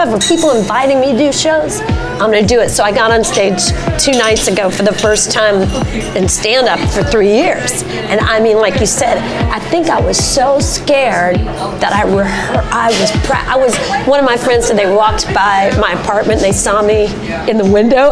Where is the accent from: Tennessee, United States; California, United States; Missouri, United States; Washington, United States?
Tennessee, United States; Nashville; accent: southern; moved away as an adult; now in New York, United States; my house is the house I grew up in. So Nashville is an extension of me. And most people wouldn't believe that until, like, you could hear my southern accent